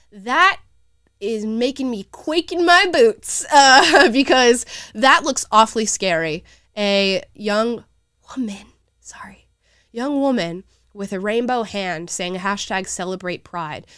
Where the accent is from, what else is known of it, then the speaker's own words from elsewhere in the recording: the South, United States; I'm literally from the South